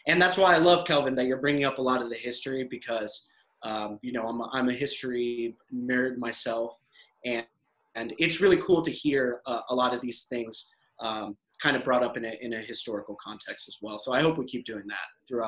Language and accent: English; United States; born there; I'm Pakistani, you know, I'm Pakistani American. I was born in the States, raised all over, but I mean, I'm a culturally American.